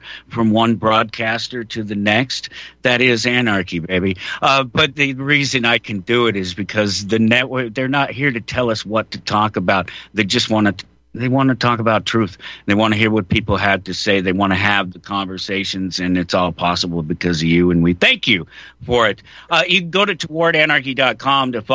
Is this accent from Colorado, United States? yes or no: yes; Denver, Colorado, United States; I was born in Denver, Colorado